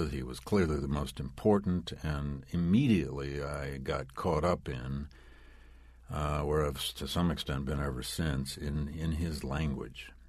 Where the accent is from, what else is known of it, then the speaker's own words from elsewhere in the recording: Flint, Michigan, United States; seven years in my hometown of Flint, Michigan, as a public school teacher